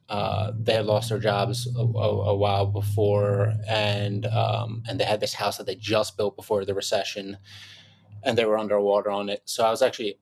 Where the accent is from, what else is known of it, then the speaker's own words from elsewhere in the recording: Philadelphia, Pennsylvania, United States; move into Philly, in my hometown, my home city.